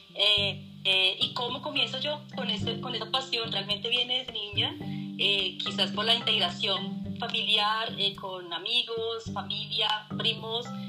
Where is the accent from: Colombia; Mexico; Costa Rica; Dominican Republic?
Colombia; como buena colombiana